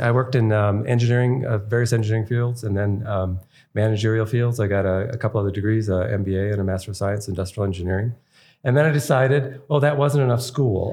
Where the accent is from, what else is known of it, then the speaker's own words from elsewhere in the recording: East Coast, United States; moved away as an adult; now in Idaho, United States; We were from the East Coast always